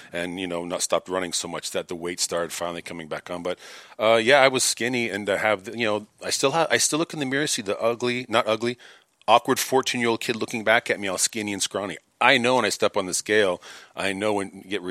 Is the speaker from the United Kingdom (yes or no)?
no; Toronto, Ontario, Canada; moved away as an adult; also born or lived in Hollywood, California; now in Los Angeles, United States; I'm from Toronto, Canada